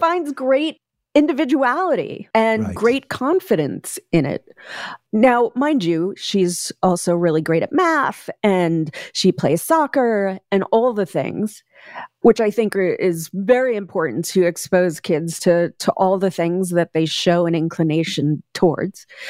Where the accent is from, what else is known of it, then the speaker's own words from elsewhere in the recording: New York, United States; also born or lived in Staten Island, New York; now in Los Angeles, United States; I was born in Bensonhurst in Brooklyn.